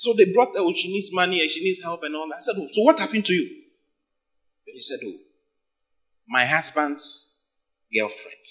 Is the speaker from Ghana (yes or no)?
yes; Accra, Greater Accra, Ghana; moved away as an adult; now in Kumasi, Ghana; I'm not from Kumasi. I was born and bred in Accra